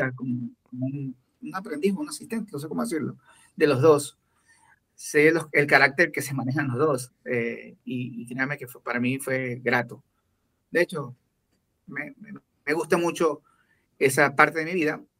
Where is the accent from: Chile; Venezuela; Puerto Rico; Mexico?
Venezuela; now in Ecuador; cuando era chiquito, cuando escuchaba salsa en Venezuela